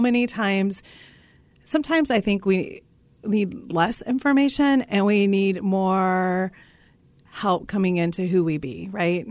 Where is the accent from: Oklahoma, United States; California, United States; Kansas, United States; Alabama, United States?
Kansas, United States; Russell; my hometown of Russell, Kansas